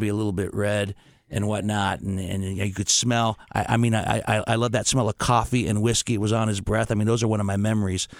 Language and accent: English; Steubenville, Ohio, United States; now in Columbus, United States; when I was growing up in Steubenville, Ohio